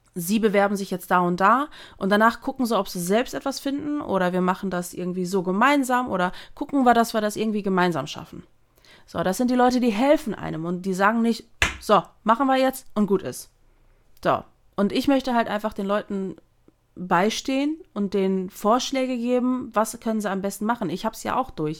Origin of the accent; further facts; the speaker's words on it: Germany; also born or lived in Netherlands; ich bin ja gebürtige Niederländerin. Ich bin mit anderthalb Jahren nach Deutschland gezogen